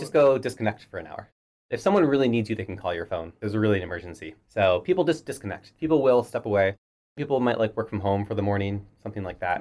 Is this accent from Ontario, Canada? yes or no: no; Halifax, Nova Scotia, Canada; moved away as an adult; also born or lived in Toronto; I moved to then Toronto from Halifax, where I grew up